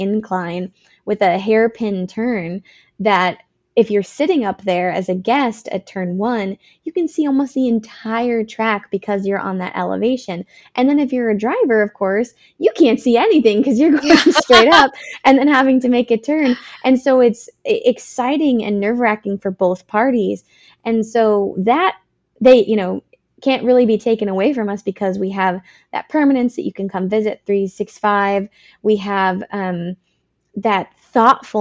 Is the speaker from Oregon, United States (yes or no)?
no; Northern California, United States; I'm from Northern California